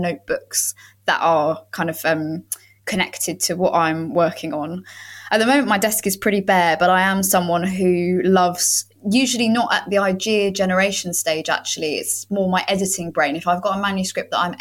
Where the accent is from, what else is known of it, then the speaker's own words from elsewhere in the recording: London, United Kingdom; moved away as an adult; now in Ramsgate, United Kingdom; I grew up in East London